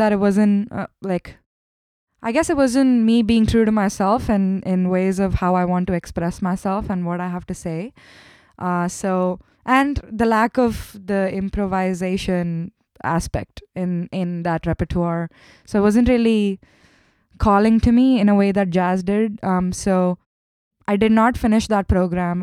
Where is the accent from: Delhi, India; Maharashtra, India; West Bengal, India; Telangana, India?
Maharashtra, India; Mumbai; English is a second language; moved away as an adult; also born or lived in Kerala, India / Chennai, India; grew up in Mumbai. I was born in the south of India in Kerala, but I, I, I grew up in Mumbai and I did my schooling and everything there